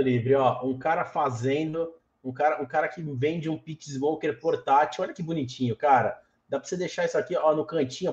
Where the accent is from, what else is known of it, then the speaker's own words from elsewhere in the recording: Santos, São Paulo, Brazil; Eu, eu, eu, sou de Santos